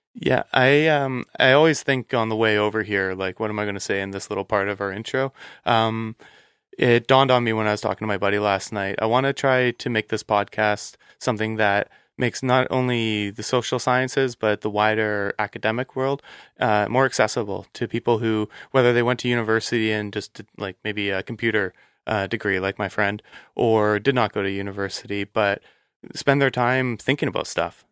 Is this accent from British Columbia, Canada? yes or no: yes; British Columbia, Canada; I'm from British Columbia